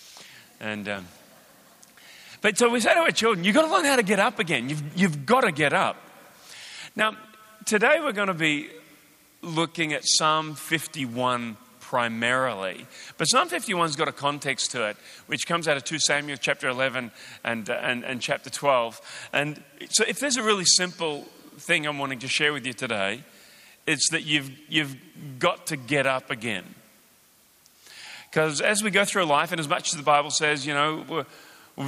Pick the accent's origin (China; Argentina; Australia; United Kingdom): Australia; accent: Australian